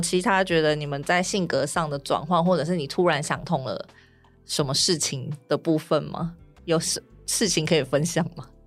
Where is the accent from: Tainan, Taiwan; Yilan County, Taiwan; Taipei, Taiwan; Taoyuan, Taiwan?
Tainan, Taiwan; 我是台南人